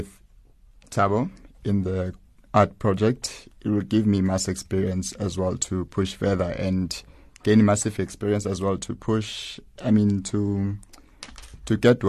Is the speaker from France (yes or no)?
no; Johannesburg, Gauteng, South Africa; I'm from Protea Glen Extension 12, and I go to church at BIP, which is known as Blessed Isidore Bakanja in Catholic Church.